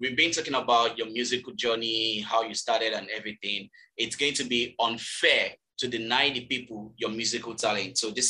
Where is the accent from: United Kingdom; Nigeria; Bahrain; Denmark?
Nigeria; Ogun State; also born or lived in Lagos State; now in Lagos, Nigeria; I'm from Ogun State, but I reside in Lagos State.